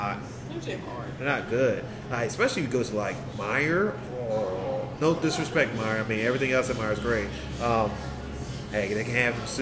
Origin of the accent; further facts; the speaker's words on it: Philadelphia, Pennsylvania, United States; I grew up in Philadelphia.